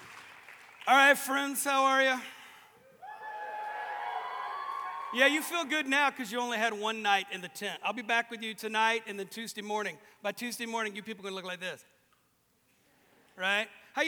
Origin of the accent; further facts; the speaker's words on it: Georgia, United States; moved away as an adult; now in Coleraine, United Kingdom; originally Georgia, but I've been here so long.